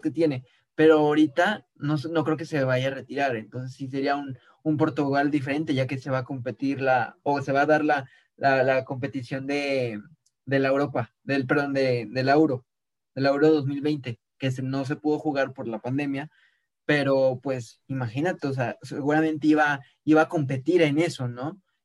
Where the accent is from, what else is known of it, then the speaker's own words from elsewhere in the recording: Mexico; Como mexicanos estaríamos felices